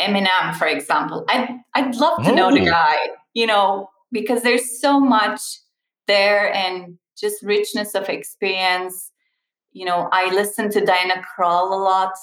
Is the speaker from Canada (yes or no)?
no; Turkey; moved away; I'm Turkish and Turkish is a tea culture